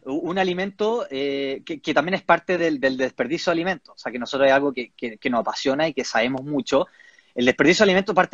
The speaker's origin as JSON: {"language": "Spanish", "country": "Chile", "said": "Estamos trabajando con cobre, algo que como chilenos también nos da orgullo."}